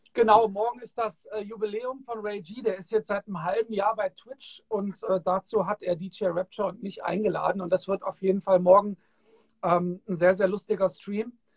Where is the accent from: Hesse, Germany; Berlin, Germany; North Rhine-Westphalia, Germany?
Hesse, Germany; Kassel; ich bin ja in Kassel aufgewachsen